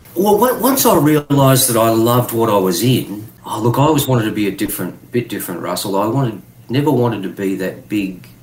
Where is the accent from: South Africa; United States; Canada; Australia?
Australia; Tambo, Queensland; I grew up in the bush in Queensland